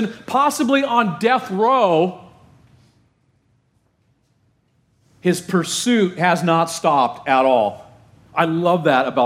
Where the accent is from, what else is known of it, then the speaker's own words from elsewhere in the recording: Orange County, Southern California, United States; my hometown in Southern California in Orange County